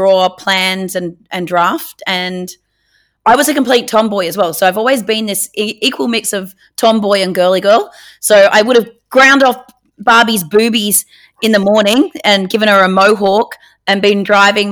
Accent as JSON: {"language": "English", "area": "Northern Rivers", "region": "New South Wales", "country": "Australia", "tie": "born or raised there", "also_born_or_lived": "Penrith, New South Wales / Evans Head, New South Wales / Woodburn, New South Wales", "said": "I spent the first 9 years of my life living in a trailer park in an itty-bitty teeny-weeny town called Austinville, which is between Ballina and Lismore"}